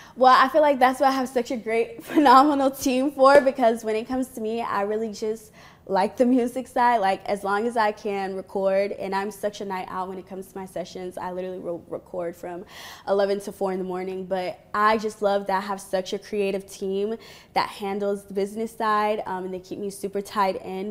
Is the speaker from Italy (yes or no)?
no; Florida, United States; also born or lived in Virginia; Florida because that's pretty much where I grew up